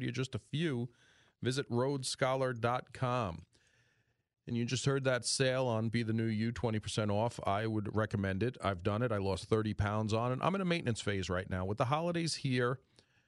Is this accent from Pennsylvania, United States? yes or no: yes; Greenfield Township, Pennsylvania, United States; my hometown in Greenfield Township